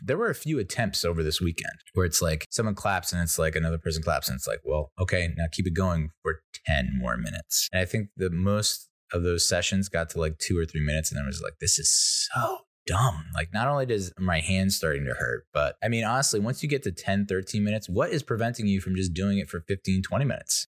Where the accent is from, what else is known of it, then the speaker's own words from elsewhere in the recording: United States; I'm an Irish Italian American